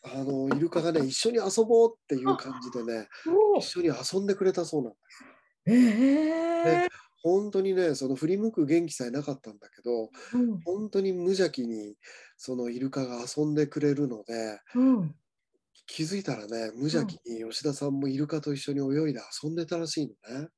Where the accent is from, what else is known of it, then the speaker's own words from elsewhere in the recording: Niigata, Japan; 僕、新潟生まれなんですが、新潟の方